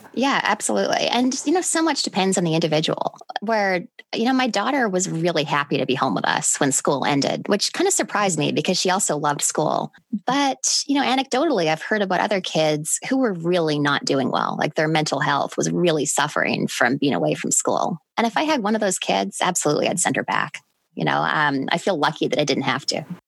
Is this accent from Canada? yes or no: yes; Canada; moved away as an adult; now in United States; I lived in Canada till I was 22, I was born and raised there